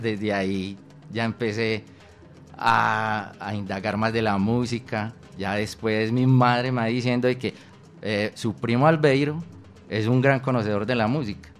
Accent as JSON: {"language": "Spanish", "town": "Medellín", "region": "Antioquia", "country": "Colombia", "said": "yo vengo de, del corregimiento de San Cristóbal, Vereda La Loma, en un sector que se llama San Pedro"}